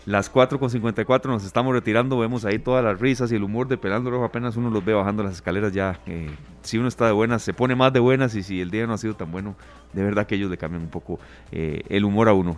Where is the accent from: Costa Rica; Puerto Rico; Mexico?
Costa Rica; somos los ticos